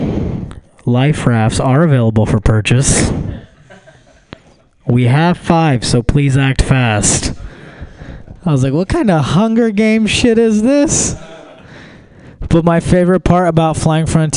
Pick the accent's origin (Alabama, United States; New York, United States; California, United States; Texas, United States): Texas, United States; Houston; also born or lived in New Delhi, India; My family moved to Texas when we first moved here